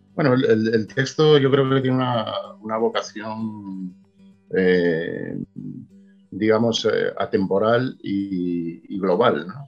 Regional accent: Galicia, Spain; yo, soy gallego y escribo en gallego

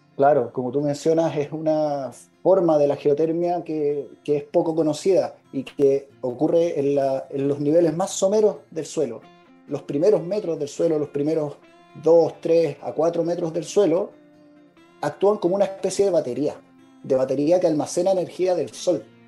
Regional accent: Copiapó, Atacama, Chile; Yo soy de Copiapó y actualmente vivo en la región de Atacama

